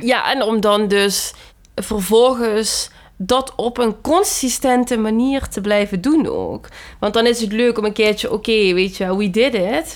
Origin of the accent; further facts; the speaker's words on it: Limburg, Netherlands; moved away; ik kwam uit Limburg en het is gewoon een heel, ja, conservatieve plek eigenlijk.